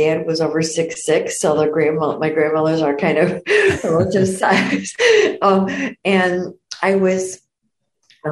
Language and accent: English; Downers Grove, Illinois, United States; I was born and raised in Downers Grove